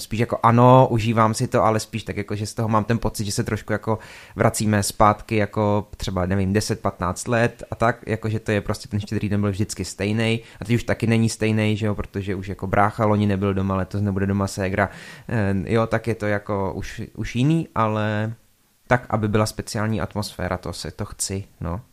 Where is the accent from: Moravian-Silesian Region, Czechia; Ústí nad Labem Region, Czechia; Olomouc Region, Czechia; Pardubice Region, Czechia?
Olomouc Region, Czechia; Šumperk; u nás v Šumperku třeba, zase já jsem v tom vyrostl